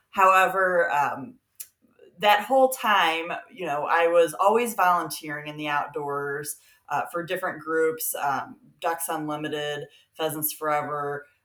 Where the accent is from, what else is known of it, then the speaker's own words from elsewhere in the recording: Peoria, Illinois, United States; I am from Peoria, Illinois, although I grew up um, living in you know, three different countries and eight states